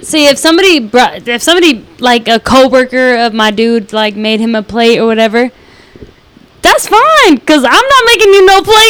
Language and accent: English; Los Angeles, California, United States; I'm from East LA.